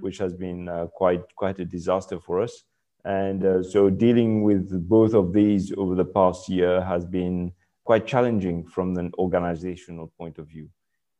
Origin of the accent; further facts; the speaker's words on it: Mauritius; I was born in Mauritius myself, and so I've spent most of my life in Mauritius. For those of you who do not know Mauritius, we're a tropical island, beautiful, it's a paradise in the Indian Ocean, teeming wildlife.